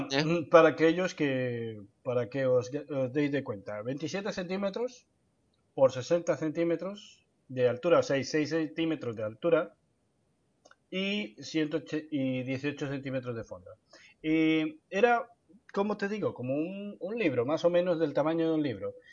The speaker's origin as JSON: {"language": "Spanish", "country": "Colombia", "said": "en mi país, yo vengo de Colombia"}